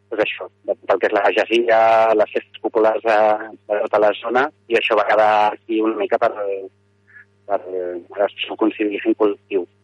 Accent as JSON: {"language": "Catalan", "town": "Barcelona", "region": "Catalonia", "country": "Spain", "said": "soc de Barcelona, però la meva parella és, és d'aquí"}